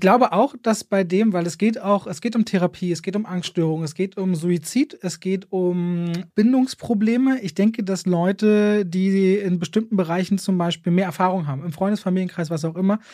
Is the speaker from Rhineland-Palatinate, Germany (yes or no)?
no; Berlin, Germany; Ich als Berliner